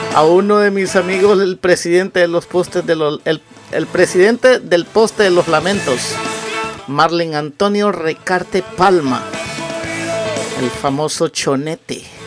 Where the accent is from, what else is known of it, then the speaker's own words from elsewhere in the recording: Las Lajas, Comayagua, Honduras; moved away; cuando yo estaba en mi país